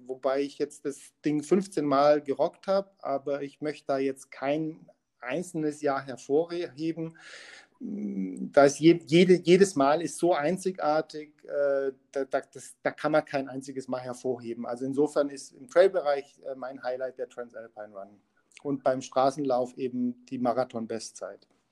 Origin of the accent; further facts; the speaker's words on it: Munich, Bavaria, Germany; ich als Münchner